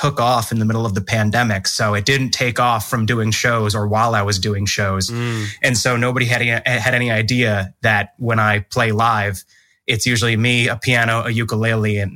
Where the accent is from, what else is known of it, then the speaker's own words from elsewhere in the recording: New Jersey, United States; moved away; I'm from North Jersey.